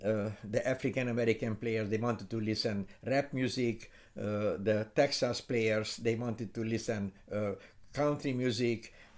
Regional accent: Hungary; English is a second language; So when we were in Kansas, when we arrived and we had an accent, they said, oh, very nice accent. Where are you from? We are from Europe, from Hungary.

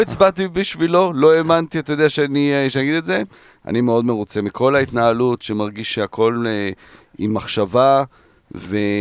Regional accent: Netherlands; now in Israel; אני גדלתי בהולנד

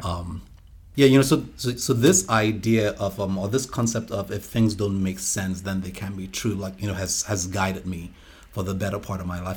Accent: Nigeria; moved away as an adult; also born or lived in United States / Atlanta / Washington, D.C.; now in Evansville, United States; My older brother and I were born here, but, you know, we went back with them. And I came back to the States about, uh, let's see here, my goodness, twenty-three years ago

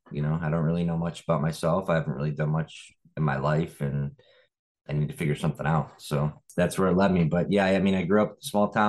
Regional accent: Lake Orion, Michigan, United States; also born or lived in California; I grew up in Lake Orion, Michigan. It is a suburb outside of Detroit.

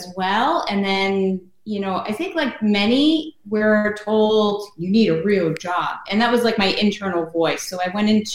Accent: Stratford, Connecticut, United States; also born or lived in Orange, Connecticut; Fairfield County area. Like I bounced around a little bit, but mainly I grew up in Stratford

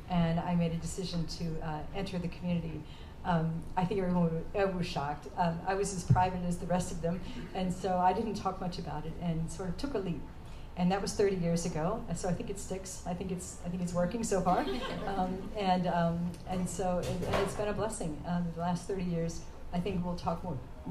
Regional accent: Kansas, United States; moved away as an adult; now in Melbourne, Australia; I'm from the Midwest. I'm from Kansas

